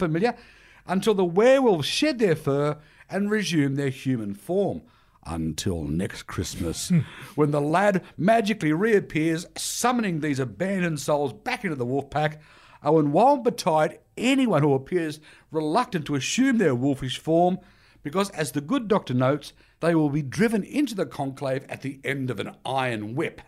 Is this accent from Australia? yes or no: yes; Australia; like many Australians